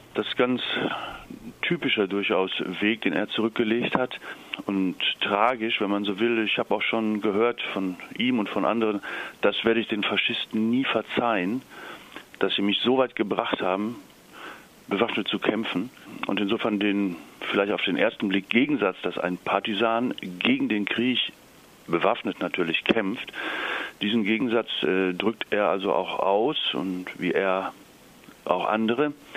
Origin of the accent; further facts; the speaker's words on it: Italy; bei uns in Italien